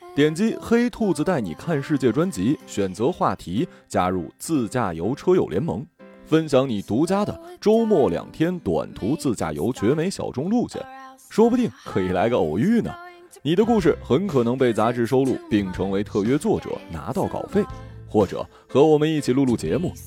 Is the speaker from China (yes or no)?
yes; China; 我觉得我是中国人，我骄傲